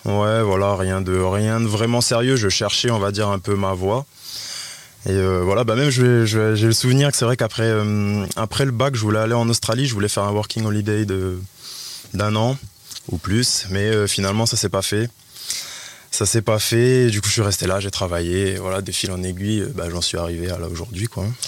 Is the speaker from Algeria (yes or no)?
no; Nouméa, South Province, New Caledonia; also born or lived in Plum, New Caledonia; j'ai grandi à Ploum, j'ai grandi à Ploum, je suis arrivé sur Nouméa hum, à l'âge de 7 ans. Voilà, hein, je fais l'école, j'habitais à Magenta, j'étais à l'école Albert Perrault, ensuite au collège Porte de Fer